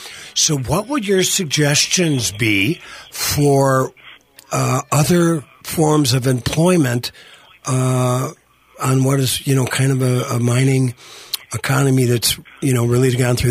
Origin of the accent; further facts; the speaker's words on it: Iron Range, Minnesota, United States; I grew up on the Iron Range